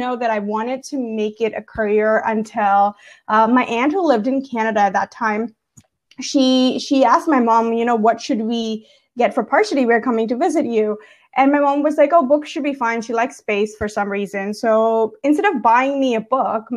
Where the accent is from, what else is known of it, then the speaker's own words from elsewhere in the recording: Gujarat, India; moved away; I was born and brought up in India